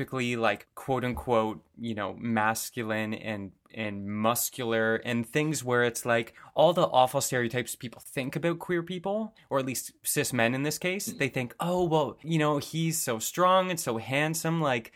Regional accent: a suburb of Toronto, Ontario, Canada; I'm not from Alberta, but coming from, you know, a suburb of Toronto

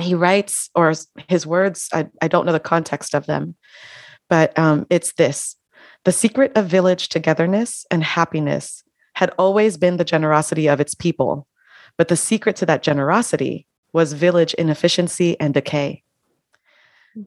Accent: United States; also born or lived in Panama; I was born and raised in the United States

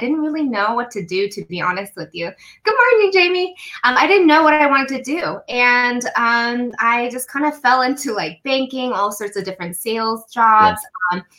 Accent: Denver, Colorado, United States; now in California, United States; So I grew up in Denver and, you know, at the time my parents were very strict

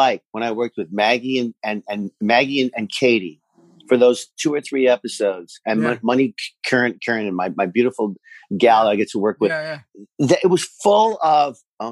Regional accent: Canada; being a Canadian proud

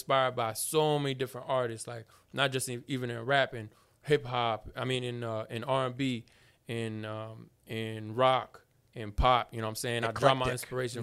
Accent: Alexandria, United States; moved away; also born or lived in Gainesville; I grew up in Alexandria, then I moved to Gainesville

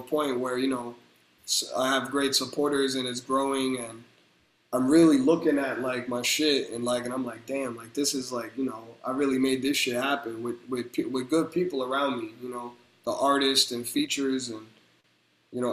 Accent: New Jersey, United States; I'm from Jersey

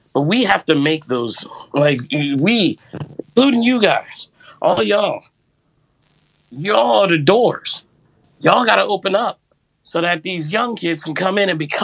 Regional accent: Jamaica; Like, I'm also Jamaican.

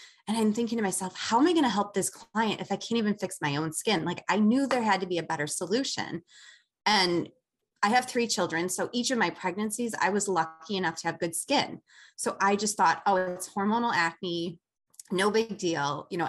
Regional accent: Chicago, Illinois, United States; I'm from Chicago.

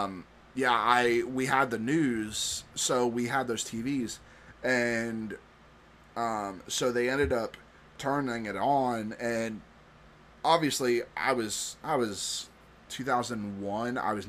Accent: Vero Beach, Florida, United States; the hijackers trained at a flight school in my hometown

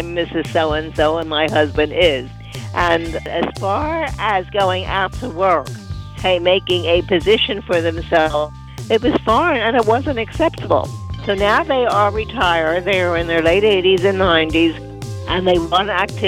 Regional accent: Philadelphia, Pennsylvania, United States; now in Deerfield Beach, United States; I was born and raised in Philadelphia

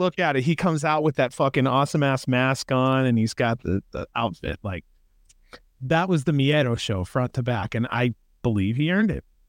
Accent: Ohio, United States; now in Las Vegas, United States; I'm from Ohio, dude. I, I actually do miss the countryside.

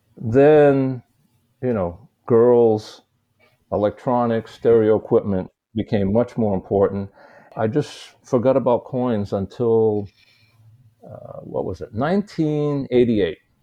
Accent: United States; also born or lived in Shanghai, China; the American in the Chinese coin markets

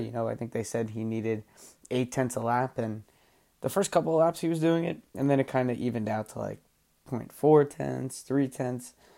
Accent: United States; I'm an American

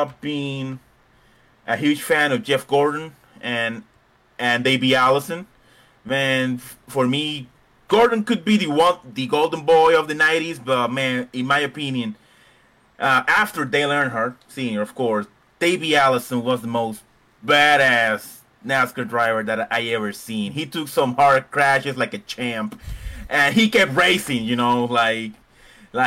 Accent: Puerto Rico; now in Fort Worth, United States; I live in Fort Worth, Texas, but I was born in a small Caribbean island called Puerto Rico

